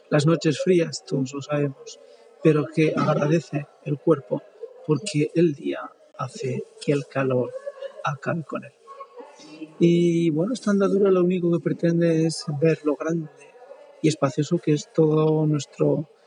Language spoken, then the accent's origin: Spanish; Spain; lo que no podemos dejar de saber es que somos españoles.